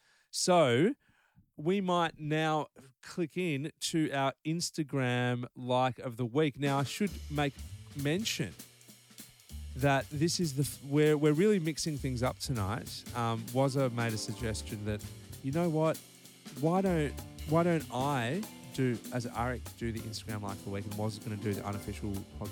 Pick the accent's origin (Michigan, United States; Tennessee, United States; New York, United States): Michigan, United States; Lansing; born there; also born or lived in Buena Park; I was born in Lansing, Michigan, on April 10th, 1952.